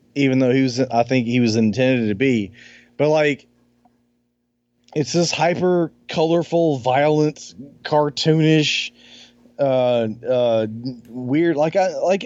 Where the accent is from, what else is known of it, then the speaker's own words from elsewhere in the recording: Alabama, United States; I grew up in Alabama